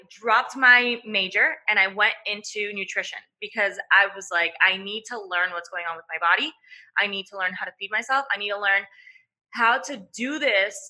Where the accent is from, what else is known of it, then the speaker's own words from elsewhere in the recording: Venezuela; I'm Venezuelan, so I was born in Venezuela, and I grew up really in a family